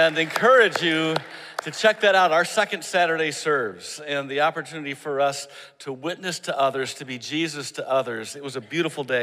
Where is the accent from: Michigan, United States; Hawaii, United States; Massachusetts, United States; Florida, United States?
Michigan, United States; moved away; I'm from Michigan. We tend to like snow